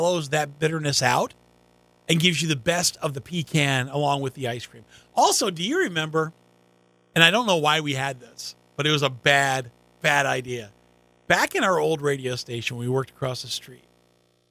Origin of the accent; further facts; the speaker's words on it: Long Island, New York, United States; moved away; growing up on Long Island